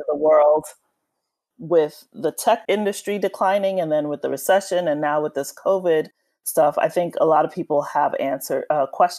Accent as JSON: {"language": "English", "town": "New York City", "region": "New York", "country": "United States", "tie": "born or raised there", "said": "I'm a native New Yorker. I was born and raised in Brooklyn, New York"}